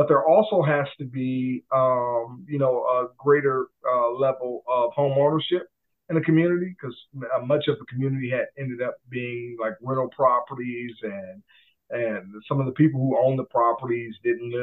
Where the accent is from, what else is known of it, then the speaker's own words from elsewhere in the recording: Milwaukee, Wisconsin, United States; also born or lived in Jackson, Mississippi; Born and raised in Milwaukee. My parents were from Mississippi